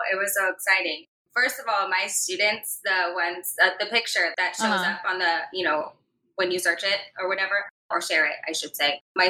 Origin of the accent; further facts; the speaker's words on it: Tampa, Florida, United States; now in West Palm Beach, United States; I was born and raised in Florida, from Tampa, Florida. Now I'm in West Palm Beach, Florida.